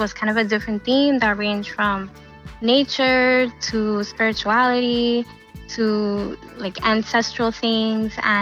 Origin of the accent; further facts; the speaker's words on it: New York City, New York, United States; I grew up in Queens, right near Flushing Meadow Park.